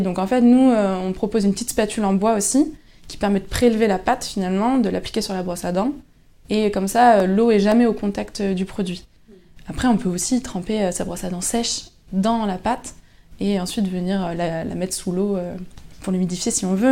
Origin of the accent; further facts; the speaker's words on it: Lannion, Brittany, France; je suis originaire de Lannion